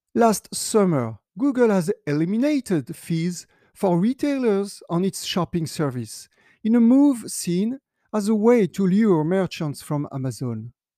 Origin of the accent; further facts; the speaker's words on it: France; my home country, France